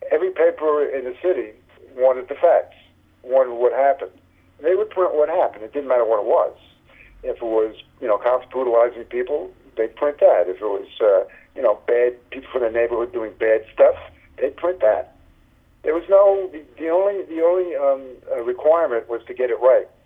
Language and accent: English; New York City, New York, United States; I came from Brooklyn, uh, New York, from a, from like a, like a left wing family.